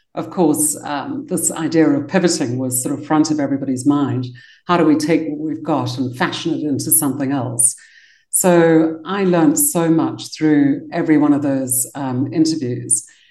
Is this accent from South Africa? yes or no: yes; Cape Town, Western Cape, South Africa; moved away as an adult; also born or lived in London, United Kingdom; I got to be born in Cape Town. And I grew up in South Africa